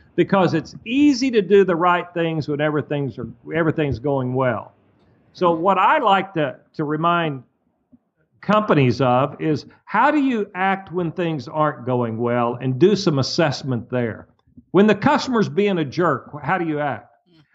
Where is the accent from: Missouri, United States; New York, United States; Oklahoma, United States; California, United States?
Oklahoma, United States; Muskogee; When I was a little bitty boy growing up in Muskogee, Oklahoma, broke